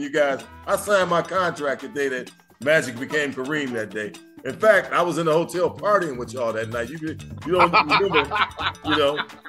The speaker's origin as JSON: {"language": "English", "town": "Detroit", "region": "Michigan", "country": "United States", "tie": "born or raised there", "said": "From Detroit, from the rough streets of Detroit. Grew up on the east side of Detroit here, and born and raised, you know, college, high school, and pros right here in the city."}